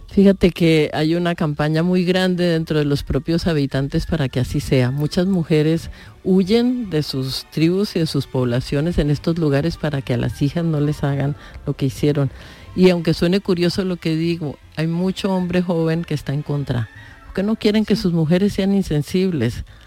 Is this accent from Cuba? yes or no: no; Colombia; yo soy colombiana